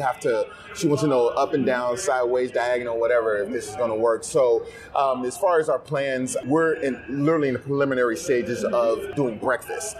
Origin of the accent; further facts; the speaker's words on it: the South, United States; I'm from the South